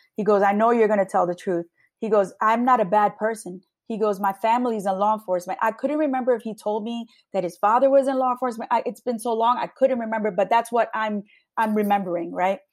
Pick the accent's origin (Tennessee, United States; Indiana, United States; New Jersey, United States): New Jersey, United States; Long Branch; a Hispanic woman born and raised in Long Branch.